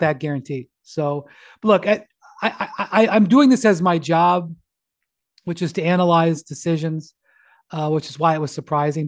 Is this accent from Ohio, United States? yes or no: yes; Cleveland, Ohio, United States; I'm from a small market. I'm from Cleveland.